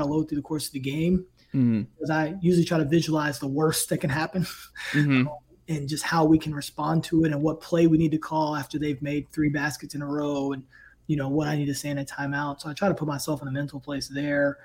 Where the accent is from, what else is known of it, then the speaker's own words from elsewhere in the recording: Tidewater, Virginia, United States; also born or lived in New Kent, Virginia; I grew up in Tidewater in Virginia